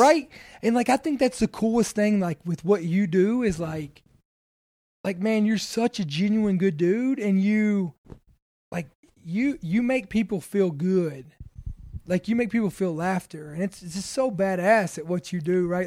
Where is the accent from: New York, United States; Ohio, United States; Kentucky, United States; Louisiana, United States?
Kentucky, United States; I'm from, I'm from Kentucky